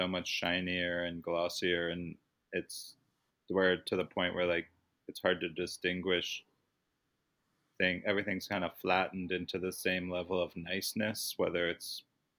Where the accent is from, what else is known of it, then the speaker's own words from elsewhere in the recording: Baltimore, Maryland, United States; moved away; I grew up in Baltimore